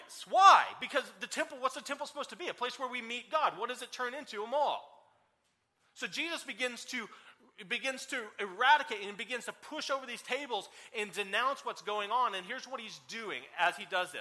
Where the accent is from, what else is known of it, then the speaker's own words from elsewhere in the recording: Oklahoma, United States; also born or lived in Oregon; I'm here from Oklahoma